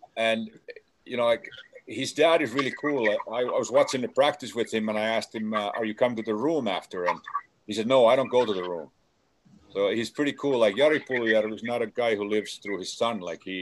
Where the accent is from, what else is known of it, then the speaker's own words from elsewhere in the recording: Helsinki, Uusimaa, Finland; moved away; my hometown of Helsinki